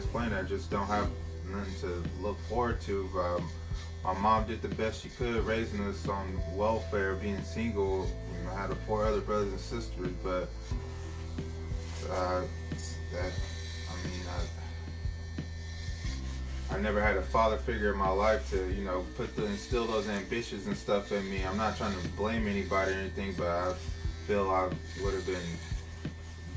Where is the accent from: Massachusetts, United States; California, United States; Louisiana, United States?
California, United States; Sacramento; also born or lived in Oakland, California / Elk Grove, California; I was born in Oakland, and I lived out there for about 8 years, and I moved to Mack Road about 1999, and then from there, we moved to Elk Grove in 2003 or 4